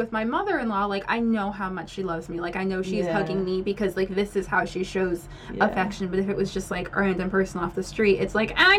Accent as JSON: {"language": "English", "region": "New Jersey", "country": "United States", "tie": "born or raised there", "said": "I grew up in New Jersey"}